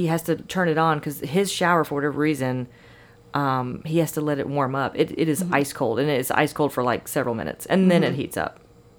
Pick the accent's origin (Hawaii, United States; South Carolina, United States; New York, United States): South Carolina, United States; now in Nashville, United States; where I'm from South Carolina